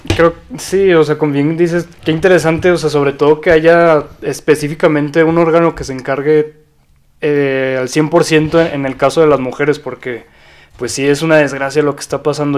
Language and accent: Spanish; Zacatecas, Mexico; yo también soy orgullosamente zacatecano.